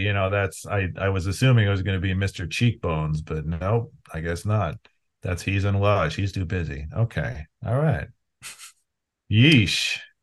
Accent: Cleveland, Ohio, United States; I grew up mostly in the Cleveland area.

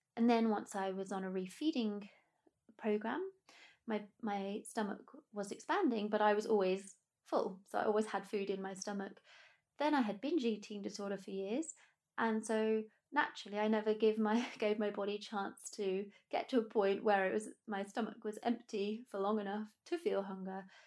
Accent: United Kingdom; being British

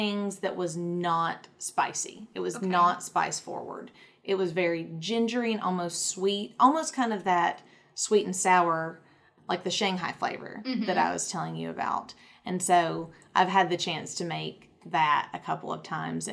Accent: the South, United States; in the South, we do not have subways

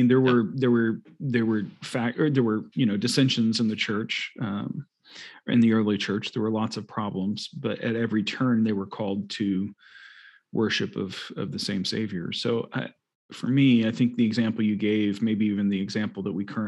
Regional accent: United States; moved away as an adult; also born or lived in Sweden; I am, you know, American. I grew up in the States

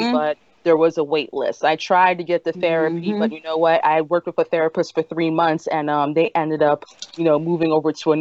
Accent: Philadelphia, Pennsylvania, United States; I grew up in North Philly, right around Broughton, Susquehanna, near Temple University

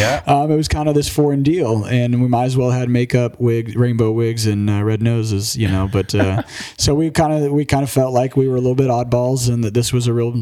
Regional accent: Emporia, Kansas, United States; I eventually returned to my hometown of Emporia, Kansas to become a part owner of Dirty Kanza.

